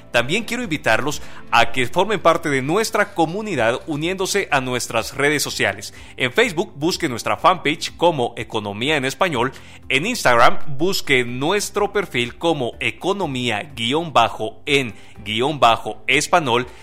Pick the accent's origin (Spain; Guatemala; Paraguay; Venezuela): Guatemala; como guatemaltecos